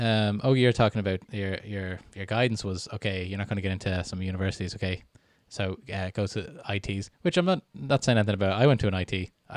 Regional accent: Canada; born there; I was born in Canada and lived there on and off for 9 years.

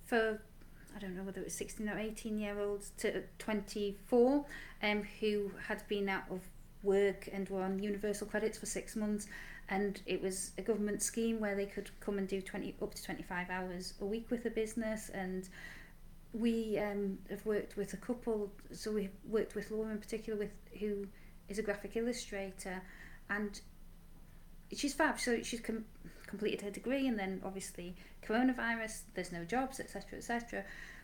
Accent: Yorkshire and the Humber, United Kingdom; now in Whitley Bay, United Kingdom; I grew up in Yorkshire, so as far from the sea as you possibly can be

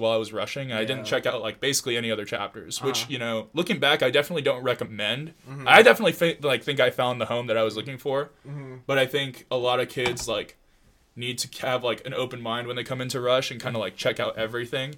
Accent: Long Beach, California, United States; moved away as an adult; now in Irvine, United States; I'm from Long Beach

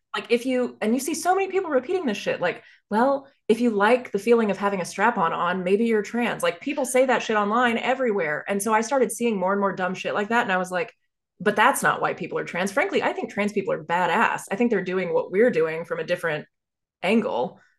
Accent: Dallas, Texas, United States; growing up in Dallas, Texas

